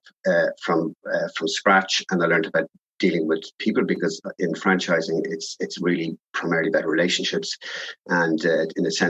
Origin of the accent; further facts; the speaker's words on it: Dublin, Leinster, Ireland; I grew up in South Dublin